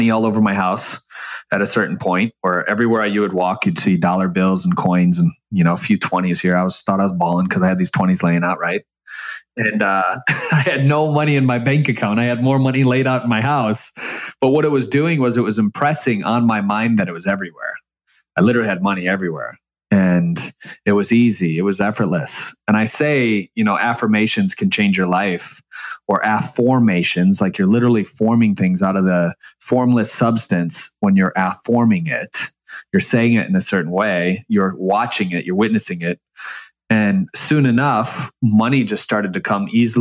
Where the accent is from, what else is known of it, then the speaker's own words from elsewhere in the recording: Michigan, United States; growing up in Michigan and you know, the bottom, very, very, very bottom of the middle class